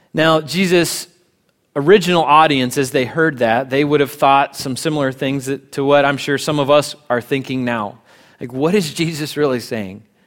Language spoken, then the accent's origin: English; United States; as American Christians